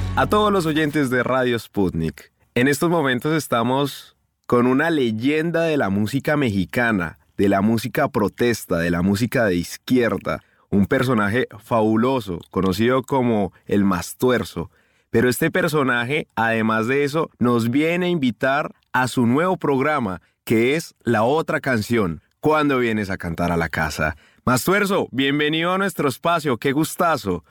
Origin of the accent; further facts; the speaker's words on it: Colombia; moved away; yo como colombiano, que estoy muy lejos de mi casa